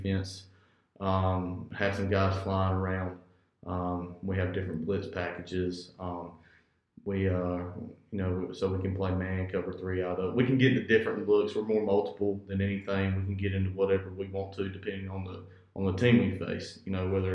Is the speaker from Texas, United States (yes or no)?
no; Coats, North Carolina, United States; I'm from Harding County. I grew up in Coates